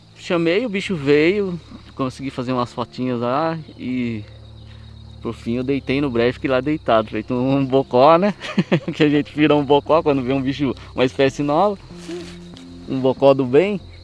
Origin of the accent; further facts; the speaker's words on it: Salesópolis, São Paulo, Brazil; Sou nascido, criado em Salesópolis, o caipira da terra